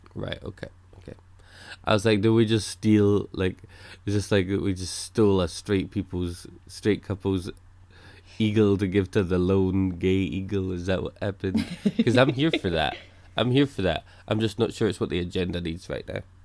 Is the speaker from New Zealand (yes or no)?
no; Scotland, United Kingdom; I'm Scottish